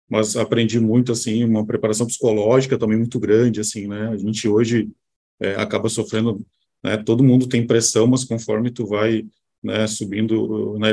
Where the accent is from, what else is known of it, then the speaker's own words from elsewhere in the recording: Caçapava do Sul, Rio Grande do Sul, Brazil; Sou, sou gaúcho, né? sou aqui. Sou do interior do estado, do Rio Grande do Sul